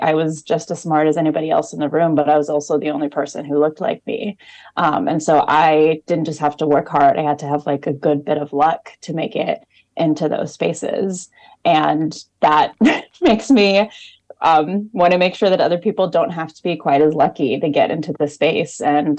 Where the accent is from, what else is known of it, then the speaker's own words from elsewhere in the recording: Oklahoma, United States; moved away as an adult; also born or lived in New Haven, Connecticut; now in Burlington, United States; I'm from Oklahoma